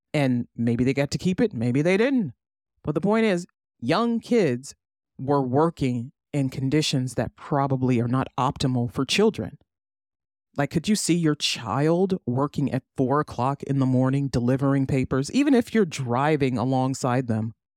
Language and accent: English; United States; As an American, as a U S citizen